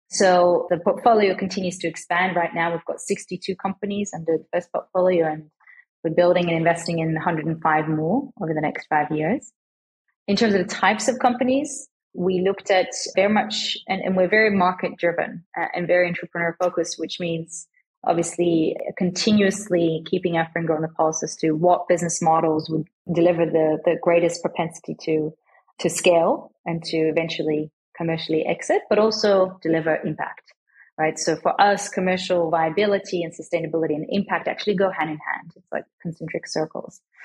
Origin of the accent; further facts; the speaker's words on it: Australia; moved away as an adult; also born or lived in Switzerland; As an Australian girl, sort of growing up in Australia